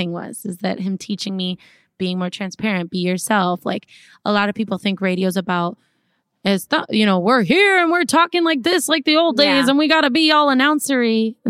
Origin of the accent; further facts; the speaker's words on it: Minnesota, United States; Listen, he taught me to toughen up because I came from Minnesota all sweet and like everybody's nice and let's just be like, oh, everybody's